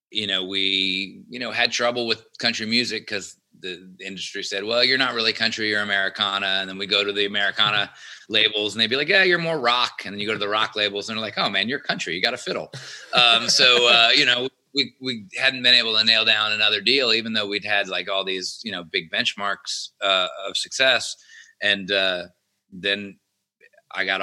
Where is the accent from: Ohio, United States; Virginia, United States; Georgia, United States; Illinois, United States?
Georgia, United States; Atlanta; growing up in Atlanta